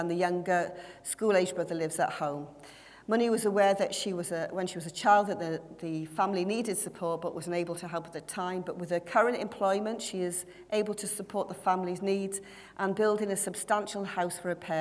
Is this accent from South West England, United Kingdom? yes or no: no; Wales, United Kingdom; I was the only Welsh one that from representing Wales